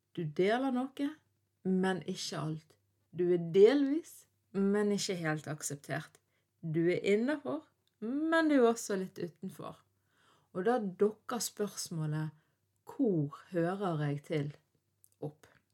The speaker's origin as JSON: {"language": "Norwegian", "town": "Bergen", "region": "Vestland", "country": "Norway", "said": "jeg er norsk, jeg er vestlending, jeg er bergenser, og ikke minst så er jeg en døling ifra Fyllingsdalen"}